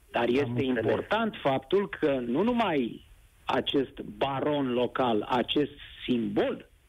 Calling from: Focșani, Vrancea County, Romania; Uh, Nedere, sunt din Focșani.

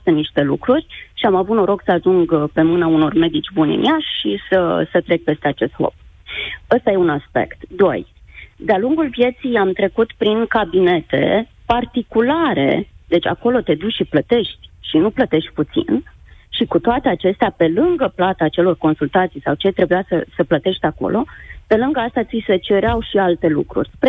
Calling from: Iași, Iași County, Romania; Uh, bună ziua, uh … sunt din Iași, cu ceva emoții.

